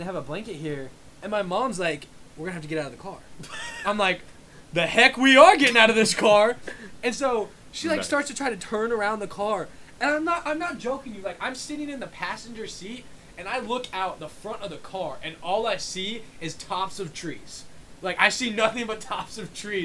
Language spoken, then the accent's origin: English; Bloomington, Indiana, United States; I grew up in Bloomington, Indiana